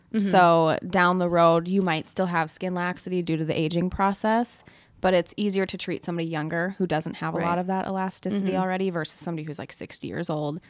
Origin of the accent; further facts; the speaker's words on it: South Dakota, United States; now in Minnesota, United States; Like, I'm from South Dakota, and you have to be at least an RN to inject. So estheticians don't inject back home in South Dakota.